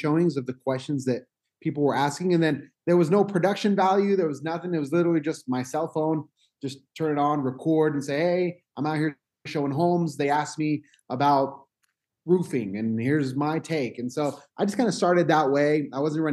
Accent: Utah, United States; So my family is from Mexico. I was born here in Utah, but I have that, you know, Hispanic heritage

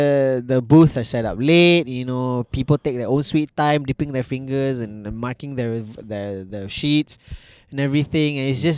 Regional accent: Malaysia; As a Malaysian.

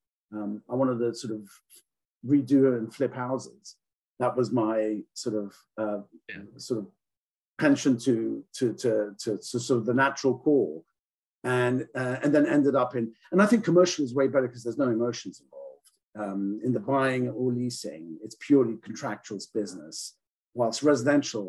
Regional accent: England, United Kingdom; now in United States; I grew up in England. I'm not from New Zealand.

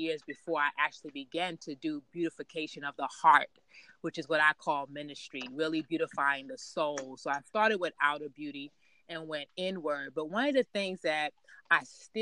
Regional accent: New York City, New York, United States; I grew up in Queens, New York

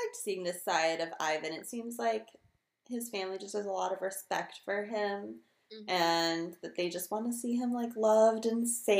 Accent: California, United States; I am from California

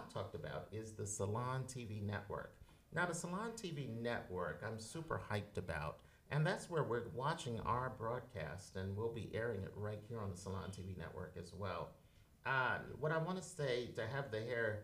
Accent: Philadelphia, Pennsylvania, United States; now in New York City, United States; I'm from Philadelphia as well. Shout out to North Philadelphia and all my family and friends down there

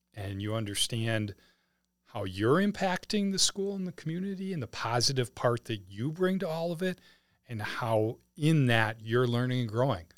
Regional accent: Wisconsin, United States; moved away as an adult; now in St. Charles, United States; we had lived in Wisconsin for most of our lives, all of our lives before we moved here

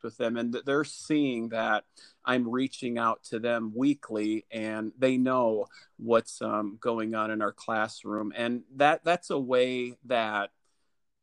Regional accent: Dubuque, Iowa, United States; I am from Dubuque, Iowa. It's a town right on the Mississippi River

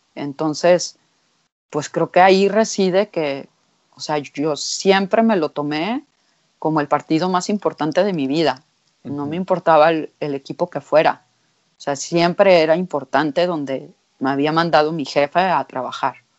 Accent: Mexico; me decían, ¿de dónde eres? Y yo les decía, de México

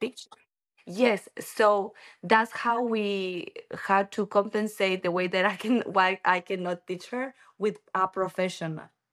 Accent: Ecuador; English is a second language; moved away as an adult; also born or lived in Quito / Taipei; now in United States; I'm from Ecuador

